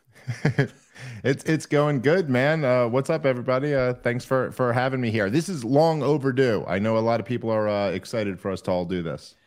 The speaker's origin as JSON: {"language": "English", "town": "New York City", "region": "New York", "country": "United States", "tie": "born or raised there", "moved": "as an adult", "said": "born in the eighties in Brooklyn"}